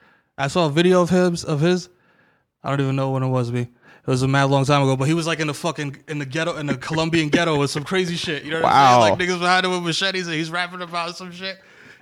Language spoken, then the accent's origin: English; New York City, New York, United States; also born or lived in Washington Heights, New York City; moved to the Bronx when I was like little